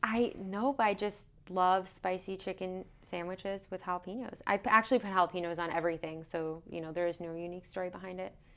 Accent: New York City, New York, United States; moved away as an adult; I'm originally from New York City, Long Island area

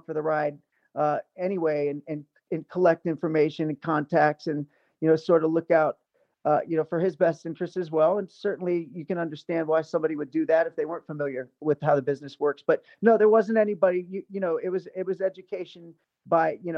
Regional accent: Ohio, United States; also born or lived in New York / Los Angeles; now in Las Vegas, United States; my hometown in Ohio

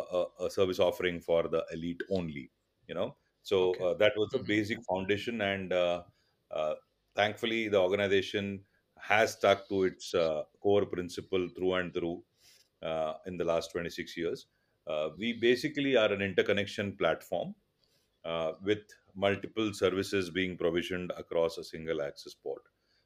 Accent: Karnataka, India; first language Tulu; English is a second language; So my mother tongue is Tulu and Kannada. So those are the six.

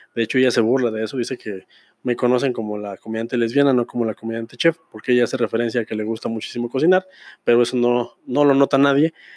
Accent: Pabellón de Arteaga, Aguascalientes, Mexico; aquí en mi pueblo, pabellón de Arteaga, el centro del mundo

